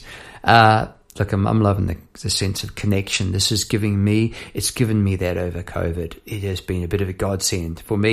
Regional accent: Palmerston North, Manawatū-Whanganui, New Zealand; now in Melbourne, Australia; I was a youngster on the doorstep back in Palmerston, North New Zealand

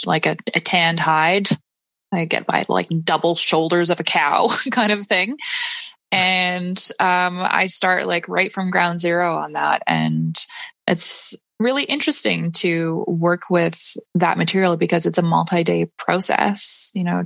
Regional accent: Saskatoon, Saskatchewan, Canada; I had a sewing studio where I was born and raised in Saskatoon

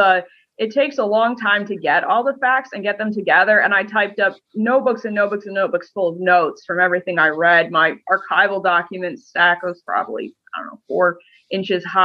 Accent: Michigan, United States; moved away; I wasn't from Ohio. I was from Michigan

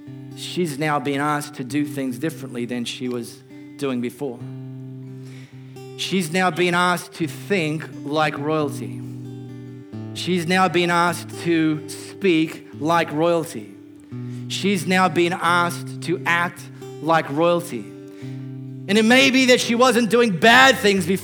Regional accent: Australia; I'm not an Aussie citizen

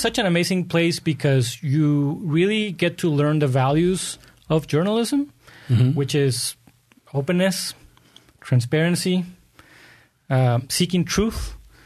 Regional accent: Tijuana, Baja California, Mexico; moved away as an adult; also born or lived in Redlands, California, United States; now in Poway, United States; in Tijuana, where I was born, my older brother and me, we were part of the string quartet that eventually became the Baja California

